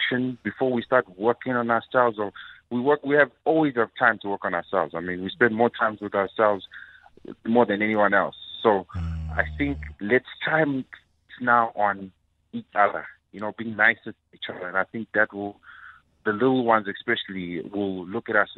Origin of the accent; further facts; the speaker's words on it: Durban, KwaZulu-Natal, South Africa; I'm from Durban